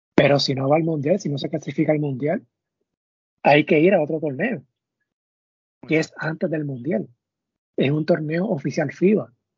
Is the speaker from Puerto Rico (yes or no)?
yes; Caguas, Puerto Rico; yo soy de Cagua